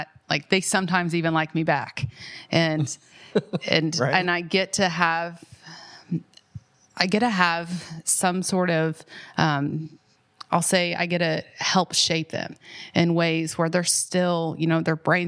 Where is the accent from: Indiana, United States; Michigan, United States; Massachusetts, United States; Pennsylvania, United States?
Indiana, United States; Tell City; now in Columbus, United States; I grew up in Tell City, Indiana, a very small town